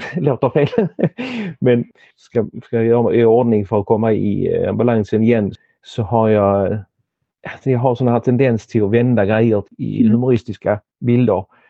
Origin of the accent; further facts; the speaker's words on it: Helsingborg, Skåne, Sweden; moved away as an adult; now in Denmark; Jag är född i Danmark men har växt upp i Helsingborg